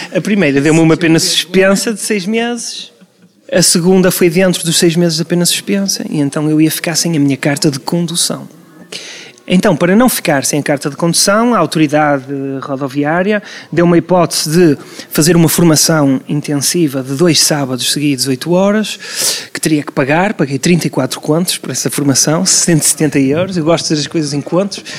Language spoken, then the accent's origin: Portuguese; Porto, Norte, Portugal; also born or lived in Vila Nova de Gaia, Portugal; eu sou portuense de primeira geração, a minha família toda é do Distrito da Guarda